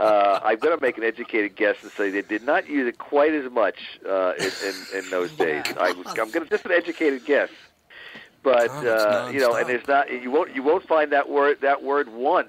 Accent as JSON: {"language": "English", "town": "Bronx", "region": "New York", "country": "United States", "tie": "born or raised there", "said": "I was born in the Bronx. I lived there till I was 8 years old, and I think that maybe being part of a city, you do have this romantic notion of what the Great Plains are like"}